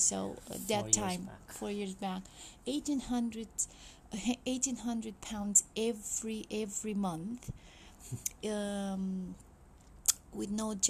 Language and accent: English; Romania; moved away as an adult; now in London, United Kingdom; Okay. But like a bit of history, like we are from Romania.